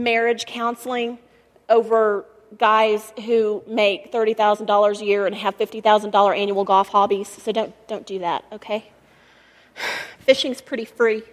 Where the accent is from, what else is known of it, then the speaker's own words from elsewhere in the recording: Texas, United States; also born or lived in Colorado; now in Colorado Springs, United States; I'm from Texas